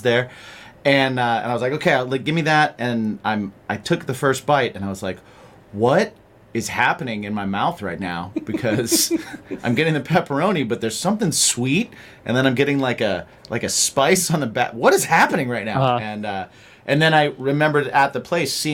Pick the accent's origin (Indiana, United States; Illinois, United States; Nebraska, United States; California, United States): Indiana, United States; I'm from the Midwest too. I'm from Indiana